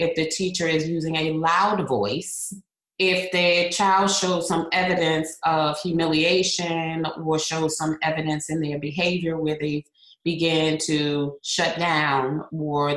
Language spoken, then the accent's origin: English; Hartford, Connecticut, United States; now in Florida, United States; I am originally from Hartford, Connecticut, And I currently live in the Sunshine State of Florida